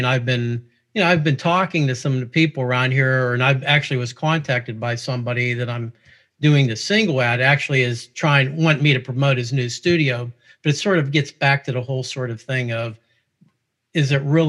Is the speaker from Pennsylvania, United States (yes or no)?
yes; Pittsburgh, Pennsylvania, United States; I'm a local guy here. Obviously, you could tell from my accent. I'm here originally from Pittsburgh